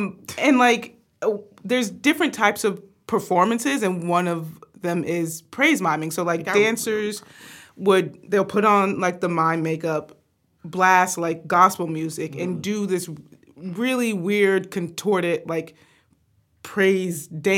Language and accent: English; the South, United States; growing up in the South, growing up in the church